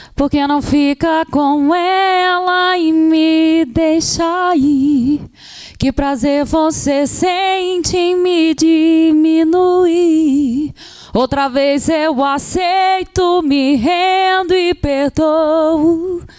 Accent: Volta Redonda, Rio de Janeiro, Brazil; moved away as an adult; also born or lived in Minas Gerais (family); now in São José dos Campos, Brazil; Eu nasci em Volta Redonda

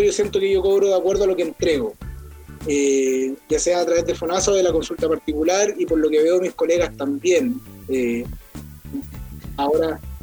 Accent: Arica, Arica y Parinacota, Chile; yo soy de Arica

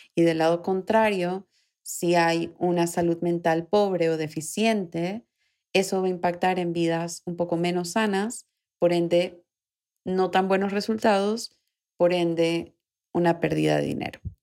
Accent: Panama; aquí en Panamá, que es de donde yo soy, donde grabo el episodio

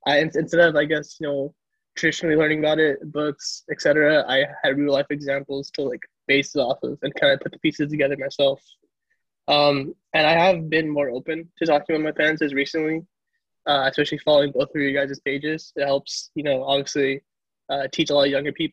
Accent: Caruthers, California, United States; also born or lived in Fresno, California; I'm originally from Fresno, California. And from an even smaller town called Carruthers

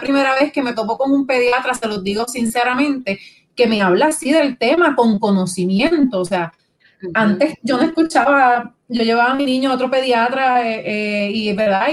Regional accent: Puerto Rico; Nosotros como puertorriqueños

